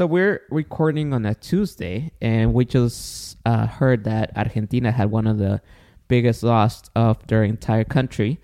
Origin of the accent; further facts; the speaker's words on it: Guatemala; now in United States; I was born in Guatemala